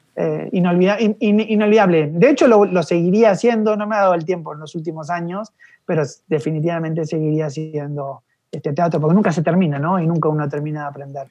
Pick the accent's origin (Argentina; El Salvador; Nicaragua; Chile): Argentina; Buenos Aires; moved away as an adult; also born or lived in Mexico City, Mexico / Miami, United States; yo soy un porteño este, de, corazón y una parte se quedó ahí en Buenos Aires